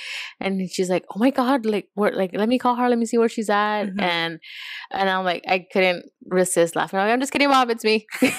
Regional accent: Los Angeles, California, United States; also born or lived in Montebello / Bellflower / Compton; I born and raised in Boyle Heights.

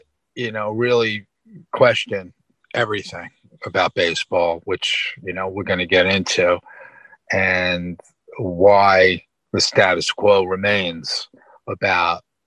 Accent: New York City, New York, United States; I am from New York City. Yep. Born in Brooklyn.

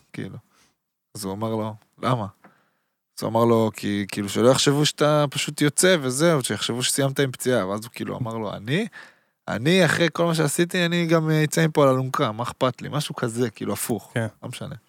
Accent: Haifa, Haifa District, Israel; also born or lived in Berlin; now in Tel Aviv, Israel; אני חיפאי, גרתי בתל אביב

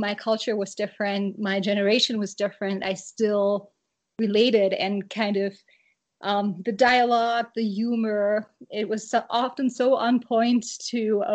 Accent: Germany; moved away; I grew up in Germany

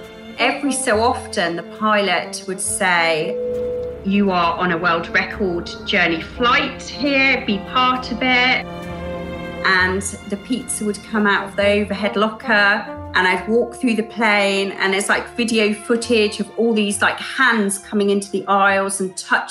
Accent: England, United Kingdom; I'm from England.

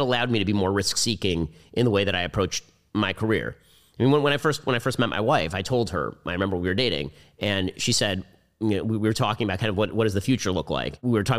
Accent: United States; I'm very American.

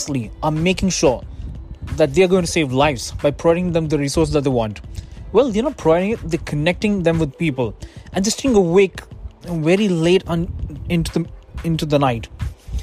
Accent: India; now in United States; I'm an Indian citizen myself. I am from India, but I don't live in India. I live in the US

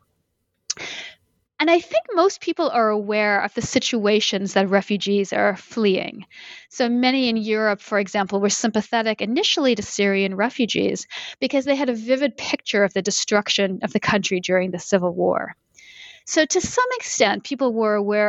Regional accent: Canada; moved away as an adult; also born or lived in Connecticut, United States; now in Boston, United States; Since I live in the U.S. and I'm originally from Canada

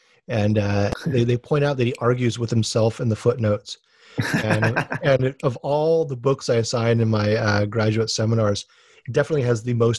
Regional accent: Hawaii, United States; I'm from Hawaii, where the Civil War is like the most exotic thing ever.

